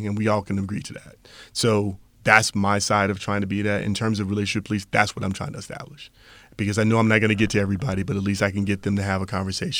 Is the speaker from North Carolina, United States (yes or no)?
yes; North Carolina, United States; Some people would say other things, especially where I grew up in North Carolina.